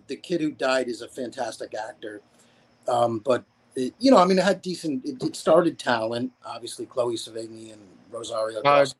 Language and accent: English; Connecticut, United States; Connecticut, my home state.